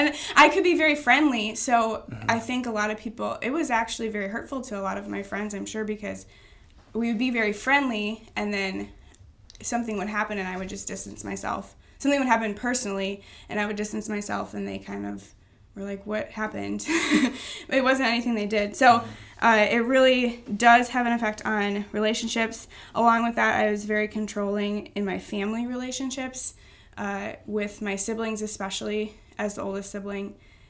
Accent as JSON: {"language": "English", "town": "Baraboo", "region": "Wisconsin", "country": "United States", "tie": "born or raised there", "said": "I grew up in Baraboo."}